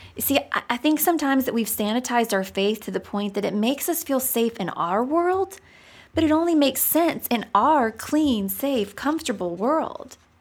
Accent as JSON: {"language": "English", "country": "United States", "said": "I'm American"}